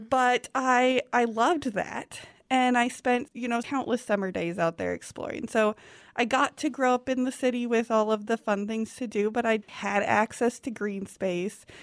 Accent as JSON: {"language": "English", "town": "Lincoln", "region": "Nebraska", "country": "United States", "tie": "born or raised there", "said": "that was kind of a unique way to grow up, um, living in an actual city, the capital of Nebraska"}